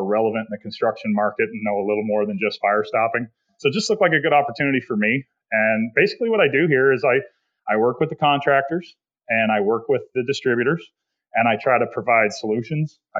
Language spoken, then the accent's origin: English; Canada; moved away as an adult; also born or lived in Slovakia; I grew up in Canada